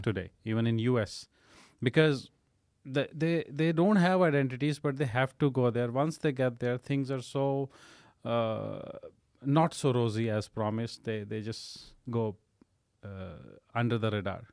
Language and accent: English; Amritsar, Punjab, India; moved away; I was born and brought up in North India in a place called Amritsar